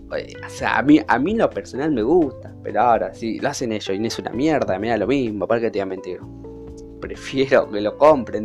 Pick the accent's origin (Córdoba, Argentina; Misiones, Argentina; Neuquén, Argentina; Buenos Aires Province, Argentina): Buenos Aires Province, Argentina; Virrey del Pino; Soy de La Matanza, más que nada de Virrey del Pino.